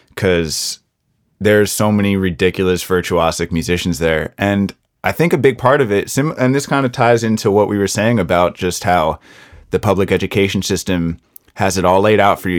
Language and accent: English; United States; as an American